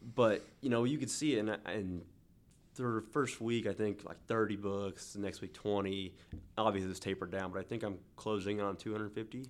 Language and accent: English; Newton, Kansas, United States; moved away as an adult; now in Wichita, United States; I was born and raised in Newton, Kansas